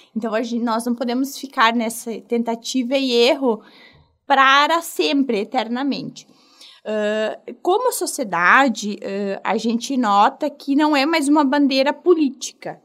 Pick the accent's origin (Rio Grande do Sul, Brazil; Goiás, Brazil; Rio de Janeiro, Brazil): Rio Grande do Sul, Brazil; eu sou aqui do Rio Grande do Sul